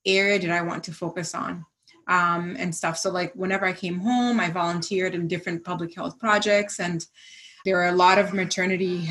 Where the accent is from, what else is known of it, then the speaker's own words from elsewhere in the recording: Zanzibar, Tanzania; moved away; also born or lived in United States; growing up in Zanzibar, I grew up actually with in a house with two of the, I think, five or six physicians